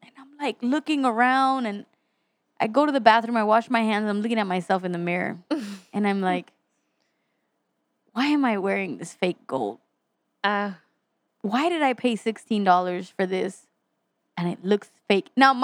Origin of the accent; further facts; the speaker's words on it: Texas, United States; I'm from Texas.